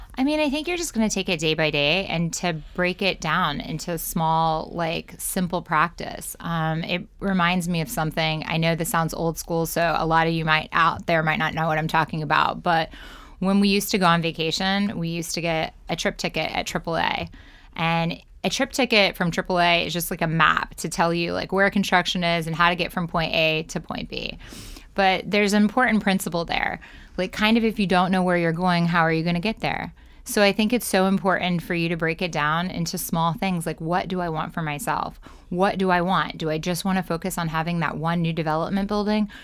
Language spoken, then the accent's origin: English; Ohio, United States; now in New York City, United States; I was born in Ohio.